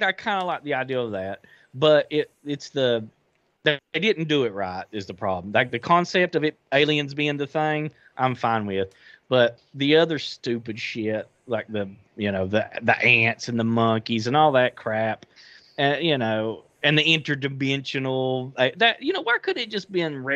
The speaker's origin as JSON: {"language": "English", "country": "United States", "said": "I'm the American"}